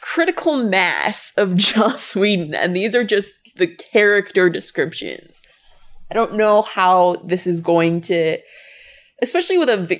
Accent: United Kingdom; as a Brit, I'm interested.

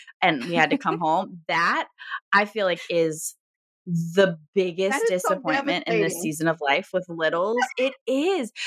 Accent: Virginia, United States; now in Michigan, United States; I am from Virginia

